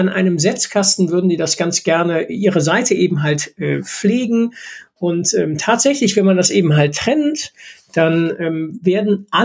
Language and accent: German; Rhineland, Germany; völlig überrascht war, hier als äh, Rheinländer auf einmal mit 40 oder 50 Zentimetern Schnee